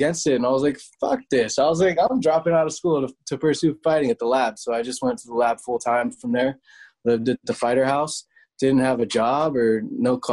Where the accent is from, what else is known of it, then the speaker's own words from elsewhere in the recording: Torrance and Temecula, California, United States; we were living in Torrance at the time.